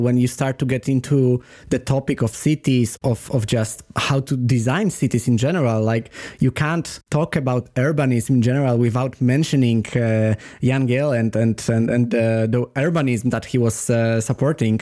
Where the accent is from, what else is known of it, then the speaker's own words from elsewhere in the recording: Poland; moved away; also born or lived in Sweden; I was coming only from Poland, from quite close country